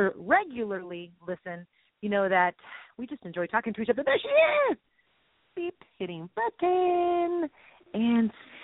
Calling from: Texas, United States; I'm calling in from Texas

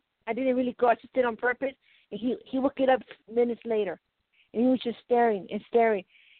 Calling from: Colorado, United States

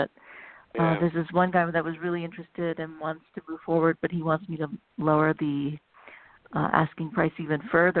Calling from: California, United States; I'm calling from California. … from California.

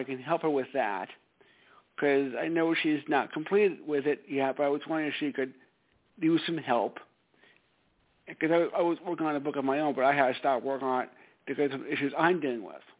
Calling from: Stamford, Connecticut, United States; calling from Stamford, Connecticut.

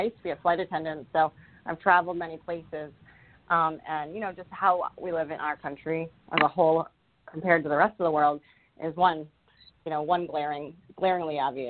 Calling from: Rhode Island, United States; I'm calling from Rhode Island.

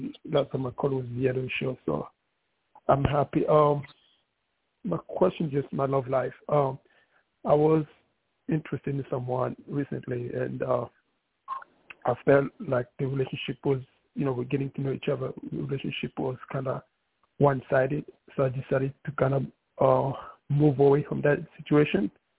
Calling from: New York City, New York, United States; New York City.

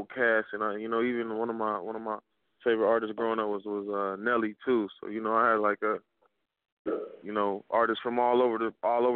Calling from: Minneapolis, Minnesota, United States; I'm calling from Minneapolis, Minnesota, man. It's 612

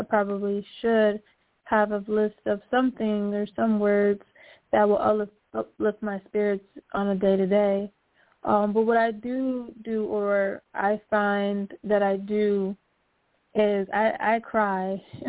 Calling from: Philadelphia, Pennsylvania, United States

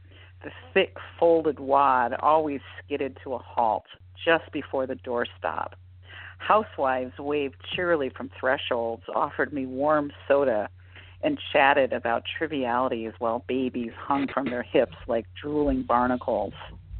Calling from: Tacoma, Washington, United States; I'm calling from Tacoma, Washington.

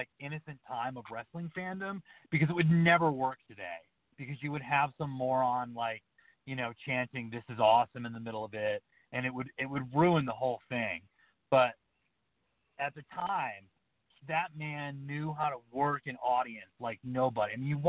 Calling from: Montana, United States; from the Montana wheat field.

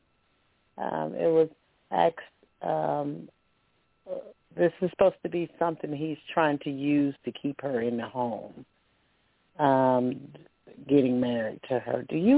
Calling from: Alabama, United States; Hi, Toni. … I'm calling from Alabama.

